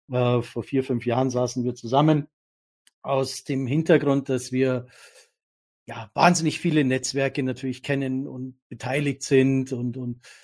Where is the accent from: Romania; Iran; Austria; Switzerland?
Austria; Küss die Hand, Dominik, wir als Österreicher, wir können das ja dann